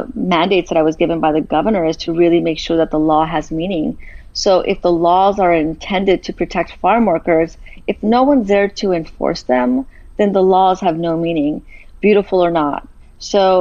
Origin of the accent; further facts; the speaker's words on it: Los Angeles, California, United States; I'm originally from Boyle Heights in East